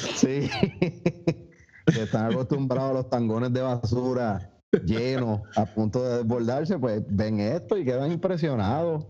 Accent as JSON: {"language": "Spanish", "country": "Puerto Rico", "said": "los puertorriqueños"}